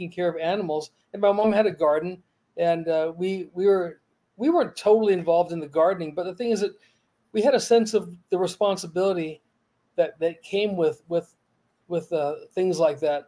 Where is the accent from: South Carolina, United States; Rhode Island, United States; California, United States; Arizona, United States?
California, United States; Torrance; now in Las Vegas, United States; I was born in Torrance, California. I was raised there along the beaches in Southern California